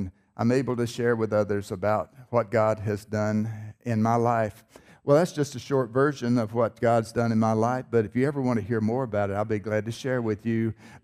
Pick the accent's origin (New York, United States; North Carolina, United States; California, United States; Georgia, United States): North Carolina, United States; I was born in North Carolina. Maybe you can tell by my accent